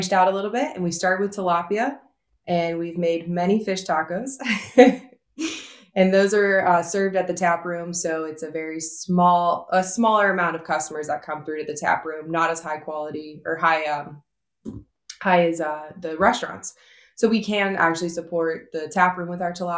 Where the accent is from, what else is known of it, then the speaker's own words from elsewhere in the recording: Ohio, United States; moved away as an adult; now in Slippery Rock, United States; I'm originally from Ohio, and I found myself in Slippery Rock, Pennsylvania about 3 years ago now